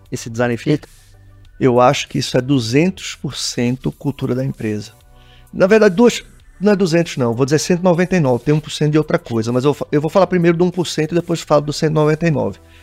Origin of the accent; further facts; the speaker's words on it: Pernambuco, Brazil; eu sou pernambucano, pernambucano é caseiro pra caramba